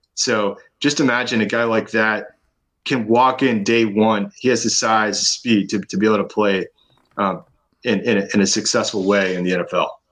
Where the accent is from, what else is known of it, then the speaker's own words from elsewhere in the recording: Austin, Texas, United States; I'm from Austin, a big Longhorn fan